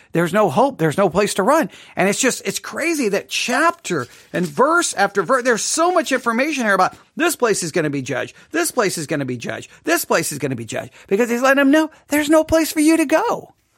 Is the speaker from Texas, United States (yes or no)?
yes; Texas, United States; I'm from Texas